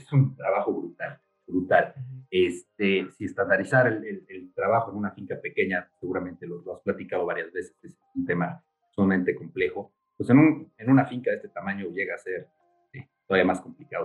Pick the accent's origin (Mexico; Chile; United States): Mexico; Mexico City; yo soy chilango y, crecí aquí en la Ciudad de México